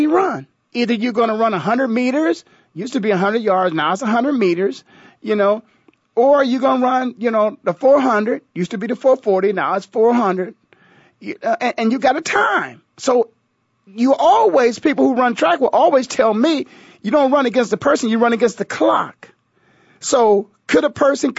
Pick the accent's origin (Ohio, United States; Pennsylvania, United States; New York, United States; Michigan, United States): Ohio, United States; Canton; I'm from the heart of it all. LeBron is from Ohio, a little bit down the road. I'm from Canton